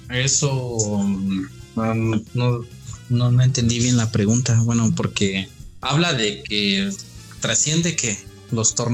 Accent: Mexico; yo no me incluyo, pero soy mexicano, pero no me incluyo

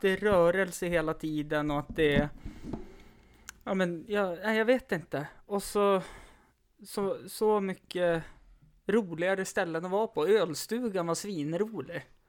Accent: Stockholm, Stockholm County, Sweden; jag är ju stockholmare

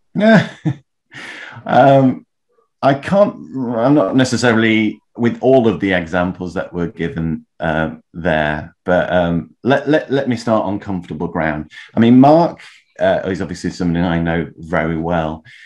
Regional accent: Leeds, Yorkshire and the Humber, United Kingdom; moved away as an adult; now in London, United Kingdom; I grew up in Leeds, by the way, moved down to London

